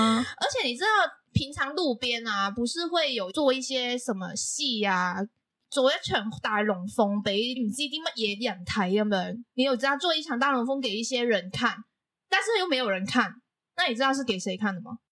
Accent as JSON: {"language": "Chinese", "country": "Macau", "moved": "yes", "lives_now": "Taiwan", "said": "我是来自澳门的"}